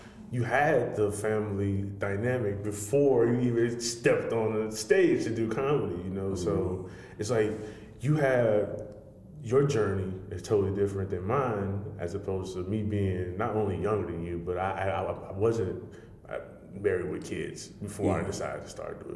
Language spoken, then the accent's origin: English; Chicago, Illinois, United States; I'm from Chicago, the city